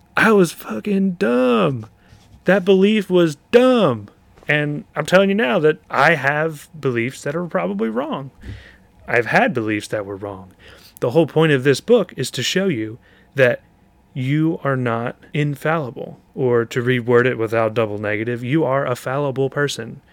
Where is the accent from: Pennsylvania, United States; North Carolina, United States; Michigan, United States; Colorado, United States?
Pennsylvania, United States; Shamokin; also born or lived in Philadelphia, Pennsylvania; when I was four years old